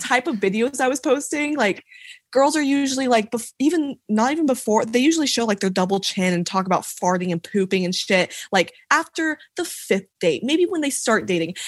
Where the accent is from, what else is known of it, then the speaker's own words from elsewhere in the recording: Franklin, Tennessee, United States; I'm from Franklin, Tennessee